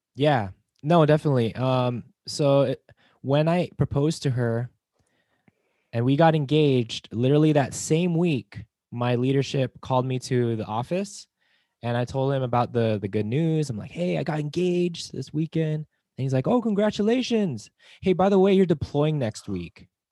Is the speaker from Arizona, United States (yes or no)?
no; Las Vegas, Nevada, United States; moved away; I'm from Las Vegas